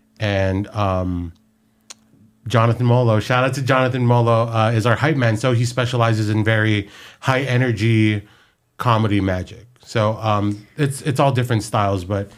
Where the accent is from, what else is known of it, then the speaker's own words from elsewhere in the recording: Philippines; And we're all Filipino.